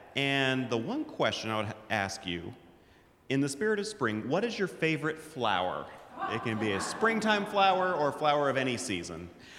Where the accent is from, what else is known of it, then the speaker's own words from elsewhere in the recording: Atlanta, Georgia, United States; moved away as an adult; now in New Jersey, United States; I'm originally from Atlanta, Georgia, where I started the handbell choir at my home church, Morningside Presbyterian.